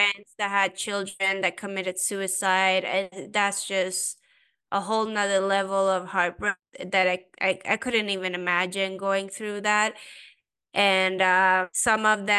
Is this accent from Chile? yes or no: no; Sweden; also born or lived in Iran; now in United States; I'm originally Persian. I grew up in Sweden